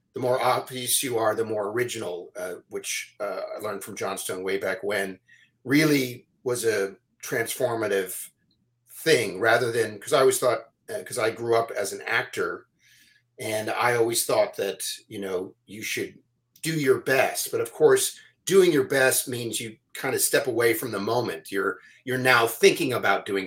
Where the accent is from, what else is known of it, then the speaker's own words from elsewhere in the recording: San Francisco, California, United States; moved away as an adult; now in Los Angeles, United States; I grew up in San Francisco.